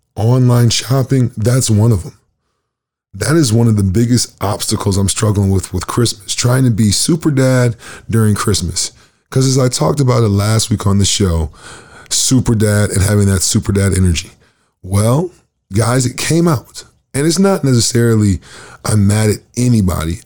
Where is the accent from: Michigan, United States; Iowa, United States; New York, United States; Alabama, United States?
Michigan, United States; Lansing; now in Winnipeg, Canada; I am from Michigan, Lansing, Michigan